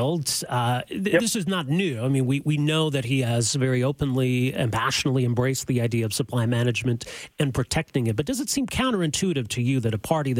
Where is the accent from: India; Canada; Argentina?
Canada; we as Canadian consumers